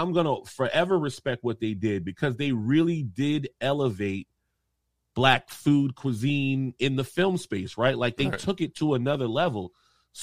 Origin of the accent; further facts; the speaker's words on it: the South, United States; now in Charleston, United States; being a Southerner